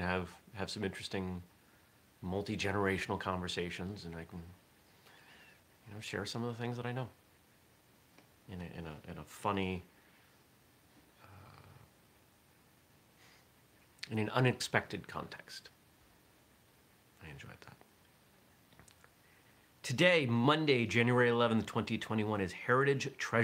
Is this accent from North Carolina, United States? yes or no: no; Maine, United States; now in Vermont, United States; I grew up in Maine